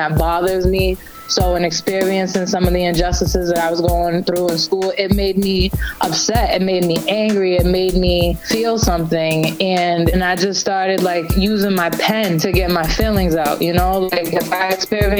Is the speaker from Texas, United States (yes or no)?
no; Taunton, Massachusetts, United States; also born or lived in Brockton, Massachusetts / New York; I am from South Shore, Mass. I'm kind of like Tale of Two Cities. My family is predominantly from Brockton, and they moved to Taunton.